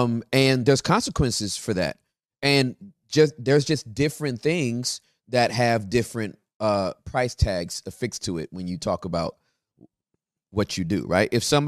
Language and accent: English; Russia; accent: Russian; English is a second language; I'm so sorry for my Russian accent.